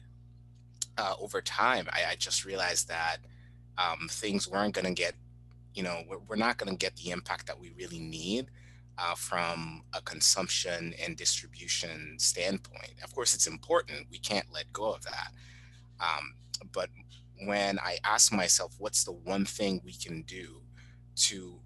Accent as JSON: {"language": "English", "country": "Haiti", "tie": "born or raised there", "said": "I grew up in Haiti"}